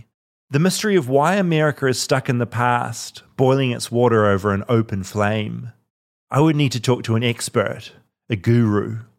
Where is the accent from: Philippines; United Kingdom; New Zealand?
New Zealand; accent: Kiwi; now in Los Angeles, United States; I'm like proud of being a New Zealander.